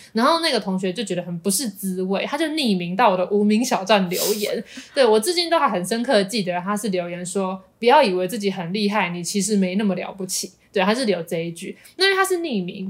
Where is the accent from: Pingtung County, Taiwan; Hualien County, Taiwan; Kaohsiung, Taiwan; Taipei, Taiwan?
Taipei, Taiwan; moved away as an adult; also born or lived in Tainan; 因为我是台北人，所以其实我在念大学以前，我都是在台北读书。是直到我考大学的时候，考到南部的学校，我才去台南读书，成为南漂青年